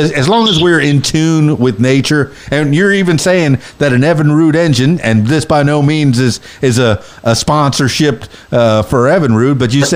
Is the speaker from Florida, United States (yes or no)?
yes; Florida Keys, United States; moved away as an adult; now in Arkansas, United States; I'm born and raised in the Florida Keys